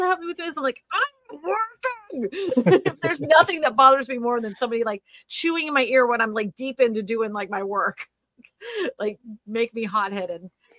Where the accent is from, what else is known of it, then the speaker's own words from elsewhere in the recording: Massachusetts, United States; also born or lived in Pennsylvania; I mean, honestly, I'm from Massachusetts originally. I've lived up north. I was born in Pennsylvania. I've been all over this beautiful land.